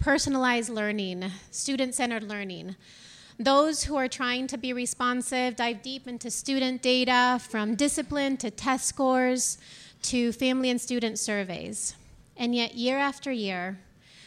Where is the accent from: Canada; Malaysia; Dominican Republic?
Dominican Republic; moved away; I'm from the Dominican Republic, and when I came here